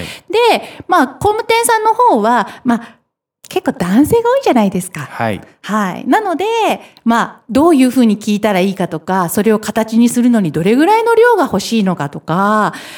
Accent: Hiroshima, Japan; 私、広島出身

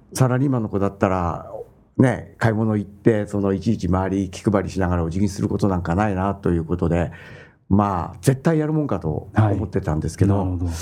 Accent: Keihin Industrial Zone, Tokyo, Japan; now in Saitama, Japan; 町はあの京浜工業地帯の、はい、まあ、町工場下町ですね軒と軒がひしめき合っているようなところで、はい、まあ、生まれ育ち3時までおりました

